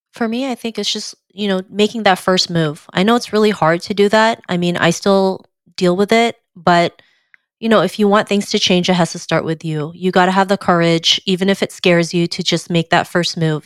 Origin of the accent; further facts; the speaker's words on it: Canada; growing up in Canada, there was hardly any re, any representation for me